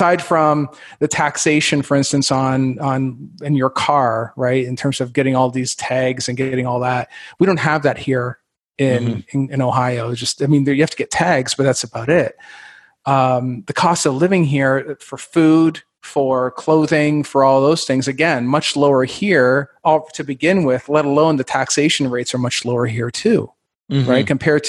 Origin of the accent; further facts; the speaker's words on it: Canada; now in Indianapolis, United States; I'm originally from Canada, and I've had the pleasure of living everywhere from, let's see here, Miami, Fort Lauderdale, New York City, Baltimore.